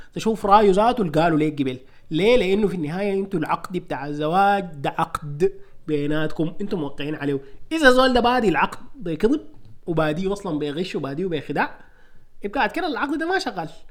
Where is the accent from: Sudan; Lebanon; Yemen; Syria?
Sudan; moved away; نحن سودانيين